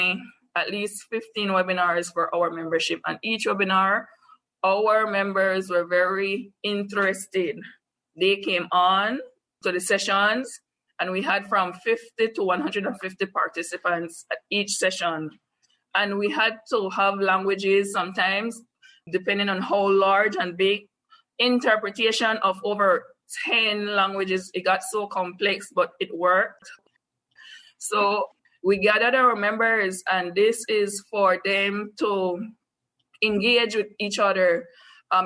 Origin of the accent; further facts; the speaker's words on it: Belize; I am from Belize